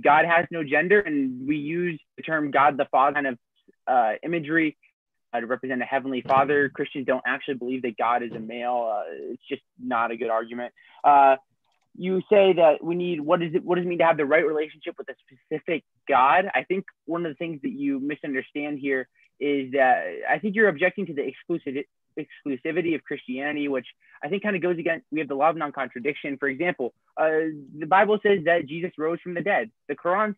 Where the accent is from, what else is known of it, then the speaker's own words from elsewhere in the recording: State College, Pennsylvania, United States; I'm from State College, Pennsylvania